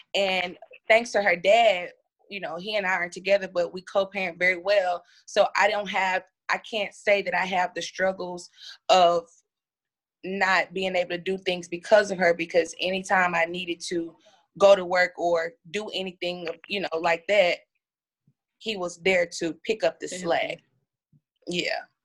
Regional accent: Pine Bluff, Arkansas, United States; I'm from Pine Bluff, Arkansas.

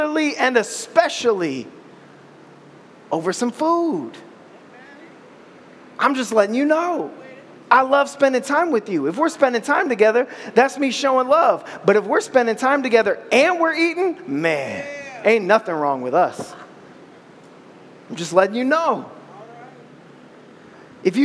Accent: Ohio, United States; I'm from Ohio

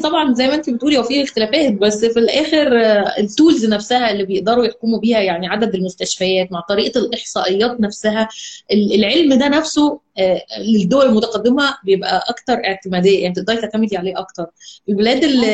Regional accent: Egypt; احنا عندنا في مصر هنا

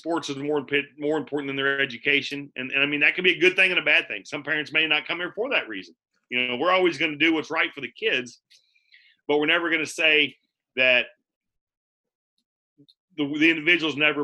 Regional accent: Palmyra, Missouri, United States; I'm from Palmyra, Missouri

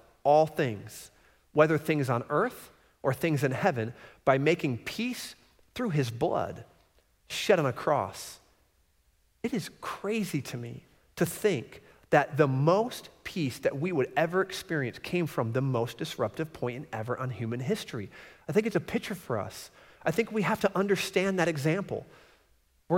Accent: Florida, United States; I grew up in Florida, and we used to travel to Michigan because we had a lot of family in Michigan

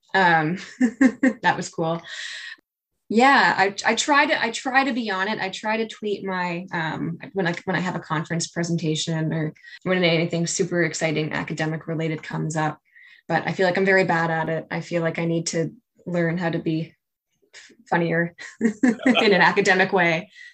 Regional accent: Saint John, New Brunswick, Canada; I'm from St. John

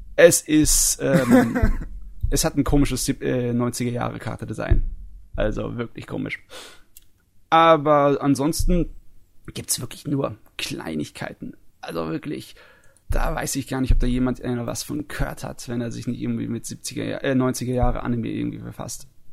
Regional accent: Germany; bei uns in Deutschland

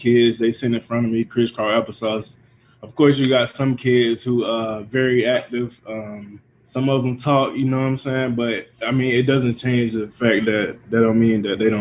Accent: Georgia, United States; now in Minnesota, United States; I'm from Georgia

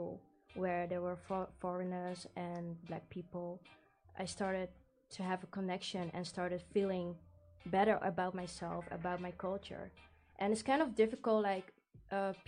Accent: 's-Gravenzande, South Holland, Netherlands; I was brought up in a Dutch, or like in a village

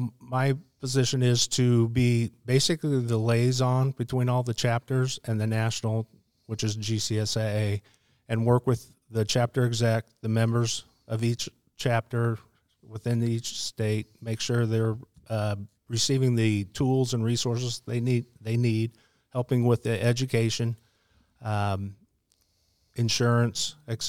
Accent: Midwest, United States; And then when I grew up out in the Midwest, I always lived in the basement because it was cooler in the summer and warmer in the winter.

